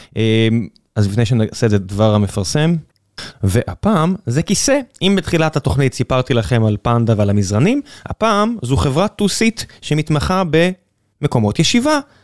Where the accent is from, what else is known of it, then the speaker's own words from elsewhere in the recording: Beersheba, Southern District, Israel; אני באר שבעי